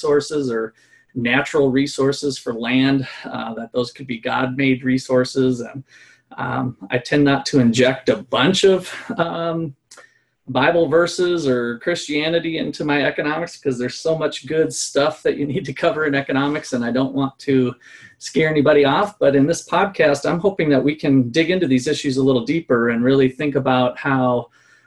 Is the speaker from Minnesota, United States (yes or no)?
yes; Minnesota, United States; moved away as an adult; also born or lived in Iowa / Kansas; now in Ottawa, Kansas, United States; I'm from Minnesota originally, so if you hear me hanging on to my O's, that's why